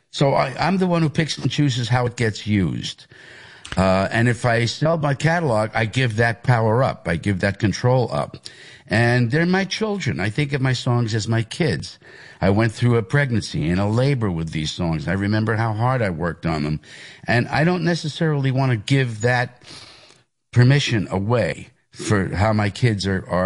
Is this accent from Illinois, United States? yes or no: no; Hicksville, New York, United States; It's the Levittown part of Hicksville. I am from Hicksville. That's where I went to school. That was my home area, but there used to be a Levittown mailing address.